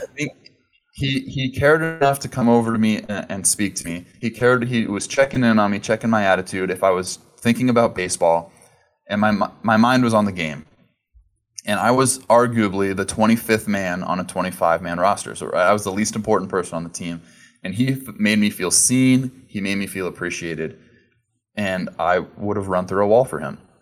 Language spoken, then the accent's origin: English; Southern California, United States; I grew up in Southern California